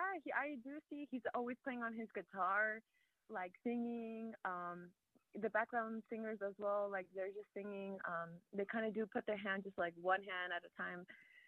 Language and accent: English; California, United States; now in Virginia, United States; I come from California and the churches out there, I don't know if you ever heard of Friends Church